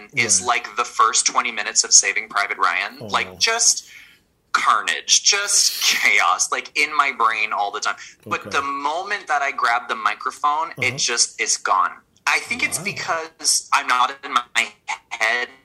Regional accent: Ottawa, Ontario, Canada; moved away as an adult; now in Toronto, Canada; my fucking hometown

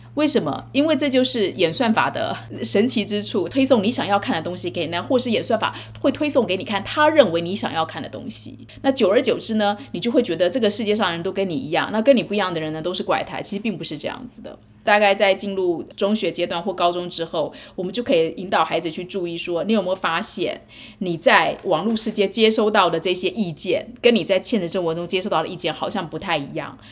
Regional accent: Taiwan; moved away as an adult; now in United States; 尤其是我在台湾长大，可是我在美国生小孩养小孩。

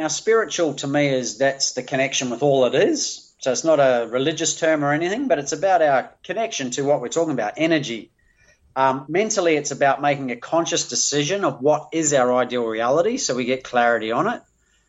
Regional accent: New Zealand; moved away as an adult; now in Australia; I came to Australia from New Zealand to play beach volleyball at the Olympics.

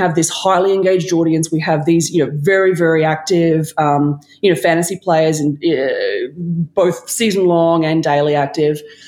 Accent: Australia; accent: Australian; moved away as an adult; now in New York, United States; I used to be a Wallabies fan in Australia

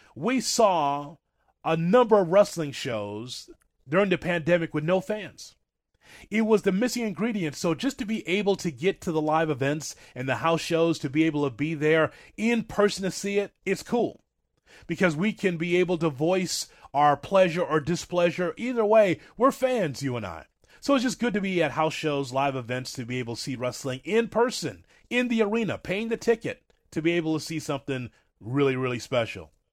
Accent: Chicago, Illinois, United States; I grew up in Chicago in the territory days

